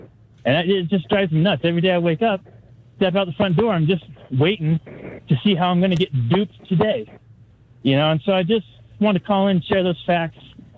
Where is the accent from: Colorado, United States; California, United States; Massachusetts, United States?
Colorado, United States; Denver; moved away as an adult; now in Idaho, United States; I grew up in Denver. It was a cow town when I was there